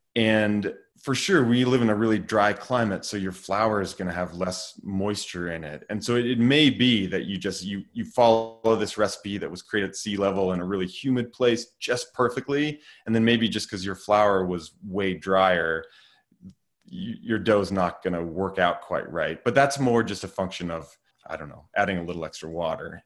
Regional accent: Lander, Wyoming, United States; now in Driggs, United States; I grew up in Lander, Wyoming, so just about four hours down the road.

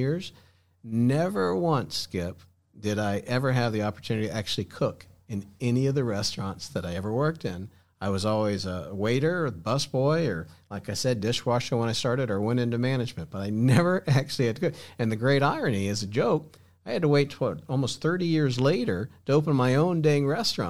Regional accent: Florida, United States; also born or lived in Texas; I grew up here in Florida

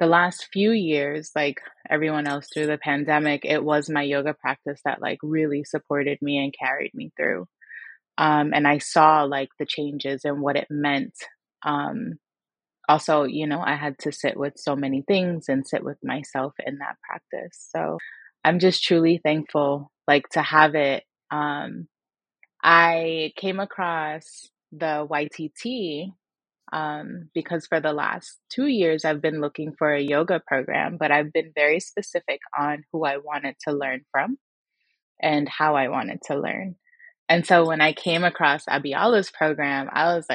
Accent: Miami, Florida, United States; I'm from Miami, Florida, born and raised.

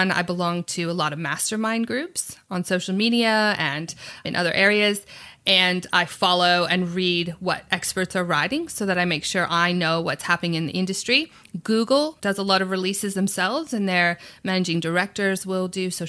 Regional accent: United States; moved away as an adult; also born or lived in New York; now in Sydney, Australia; I'm from America.

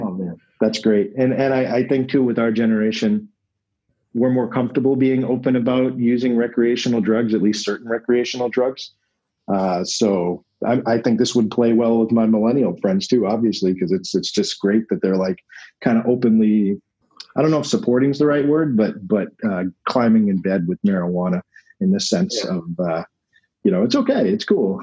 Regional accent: New England, United States; I'm from New England.

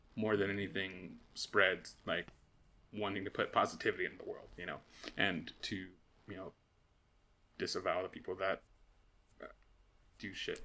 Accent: United States; as an American

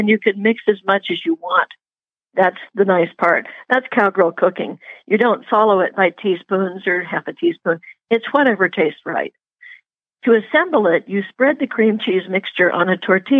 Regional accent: Puget Sound, Washington, United States; born or raised there; moved away

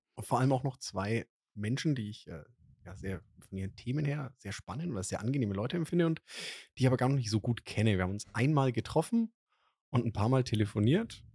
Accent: Franconia, Germany; als Franke

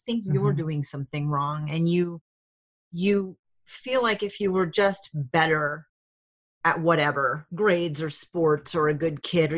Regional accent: Rhode Island, United States; moved away; also born or lived in Alaska / Hawaii / New Hampshire; I was from Rhode Island

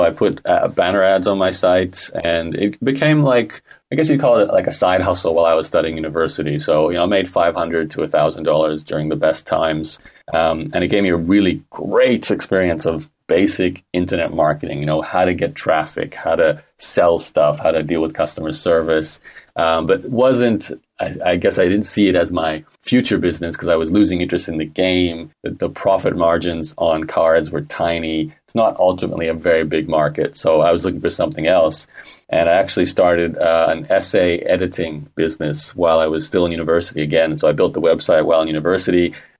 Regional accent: Australia; accent: Canadian; Well, born and raised in Australia, although I sound like a Canadian, so I've always had a connection to both countries, and I am a citizen of both countries.

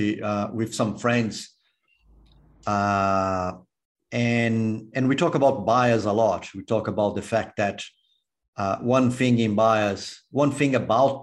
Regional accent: Brazil; moved away as an adult; also born or lived in United States; now in Australia; when I was born in Brazil, I grew up in Brazil

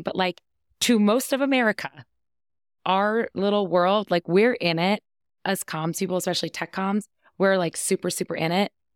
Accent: East Coast, United States; moved away as an adult; now in Colorado, United States; I was born on the East Coast, I lived on the East Coast

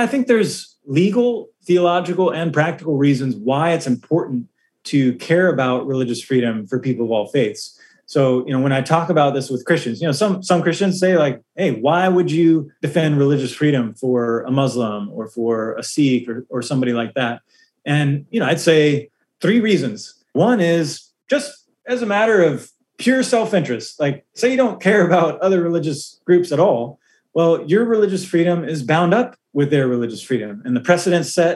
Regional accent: United States; as an American

